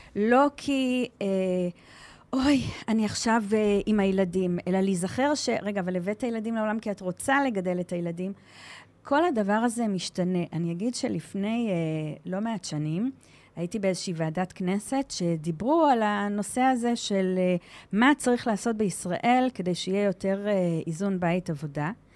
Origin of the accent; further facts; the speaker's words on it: Givatayim, Tel Aviv District, Israel; moved away as an adult; also born or lived in Modiin; now in Shlomi, Israel; אני גדלתי בגבעתיים, ואני מהוותיקים של מודיעין, 21 שנה במודיעין